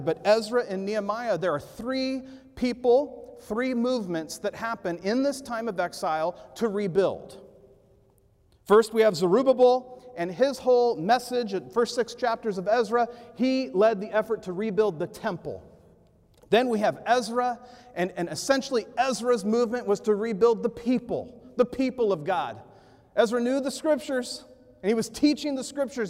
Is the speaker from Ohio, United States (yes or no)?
no; Ventura, California, United States; I was growing up in Ventura, California